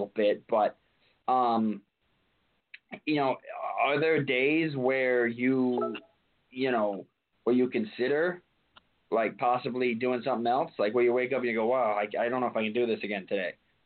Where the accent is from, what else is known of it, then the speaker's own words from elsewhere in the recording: New York City, New York, United States; being from New York, I know an awful lot about New York, especially from being from Long Island City originally. That's the Queens area there too.